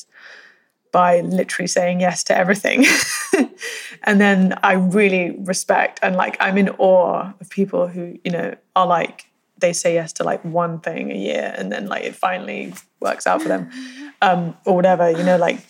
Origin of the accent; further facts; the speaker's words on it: United Kingdom; I'm so British.